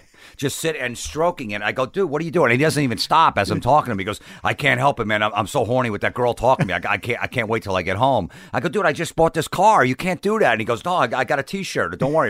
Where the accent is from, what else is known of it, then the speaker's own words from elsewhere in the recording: Old Bridge, New Jersey, United States; New Jersey, Old Bridge, about 45 minutes south of...